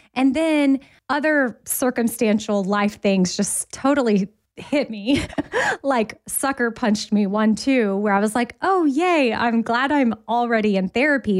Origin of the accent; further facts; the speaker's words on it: Austin, Texas, United States; now in Nashville, United States; Austin, which is my hometown, I would move back there because I currently live in Nashville